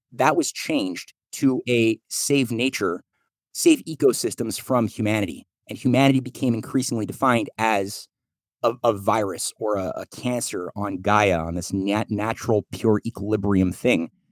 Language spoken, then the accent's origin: English; Canada; I'm Canadian